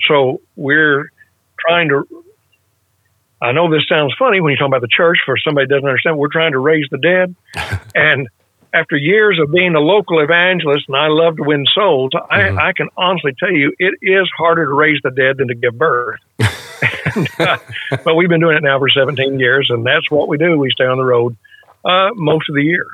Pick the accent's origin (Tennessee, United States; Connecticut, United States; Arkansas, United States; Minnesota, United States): Arkansas, United States; West; I grew up in West Arkansas in a mainline denominational church